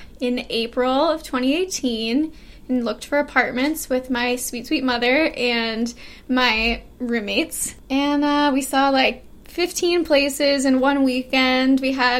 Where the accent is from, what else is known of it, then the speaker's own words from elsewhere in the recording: Fort Worth, Texas, United States; moved away as an adult; also born or lived in New Jersey; now in New York, United States; I grew up in Fort Worth, and then I went to college for a single semester in New Jersey, and then I went back to Fort Worth.